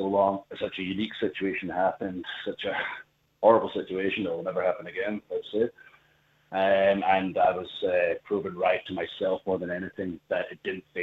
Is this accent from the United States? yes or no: no; Scotland, United Kingdom; I'm from Scotland